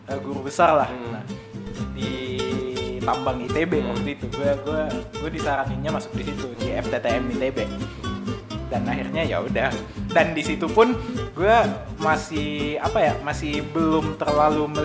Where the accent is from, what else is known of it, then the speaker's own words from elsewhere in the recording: Makassar, South Sulawesi, Indonesia; Logat logat kampung itu tetap keluar. Eh, gue tidak melupakan logat gue ya, yeah. soalnya orang Makassar juga cuy.